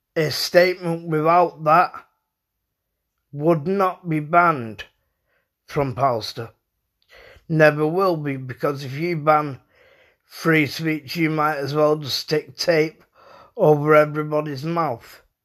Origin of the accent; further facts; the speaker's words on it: United Kingdom; I was brought up in the United Kingdom.